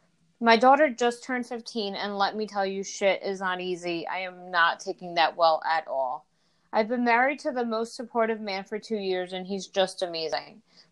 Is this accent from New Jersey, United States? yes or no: yes; New Jersey, United States; also born or lived in Dominican Republic; I was born in Dominican Republic, but I was raised here in Jersey.